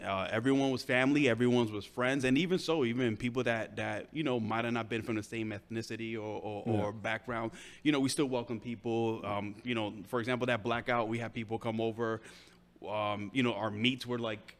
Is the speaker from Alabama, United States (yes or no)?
no; New York City, New York, United States; I am originally from Williamsburg, Brooklyn.